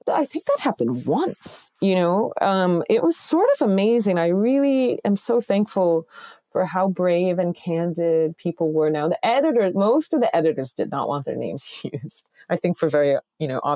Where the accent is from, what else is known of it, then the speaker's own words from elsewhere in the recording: Connecticut, United States; I'm from Connecticut